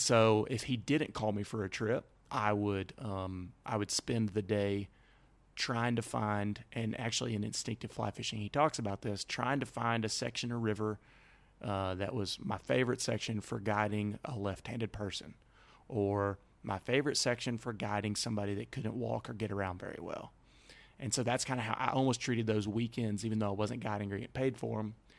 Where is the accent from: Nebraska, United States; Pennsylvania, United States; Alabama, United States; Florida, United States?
Alabama, United States; moved away as an adult; growing up in Alabama